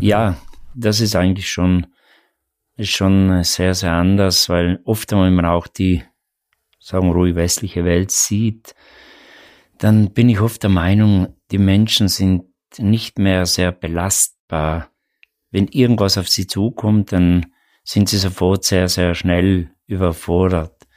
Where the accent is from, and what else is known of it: South Tyrol, Trentino-Alto Adige, Italy; born or raised there